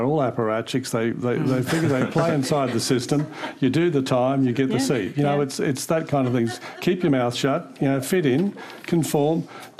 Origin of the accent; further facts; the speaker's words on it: Queensland, Australia; also born or lived in Yarraman, Queensland; I grew up in Mergen in the 1960s and went to university. I am still one of the few people who grew up in Mergen in the 1960s who ever went near a university, and certainly in Yarraman, where I did high school